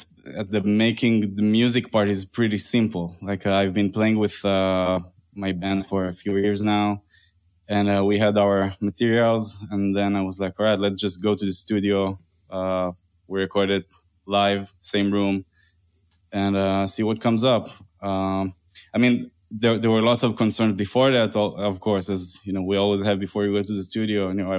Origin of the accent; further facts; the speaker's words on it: Tel Aviv District, Israel; now in New York, United States; I'm originally from Tel Aviv area in Israel. I play guitar, jazz guitar, and compose. And I moved to New York 4.5 years ago.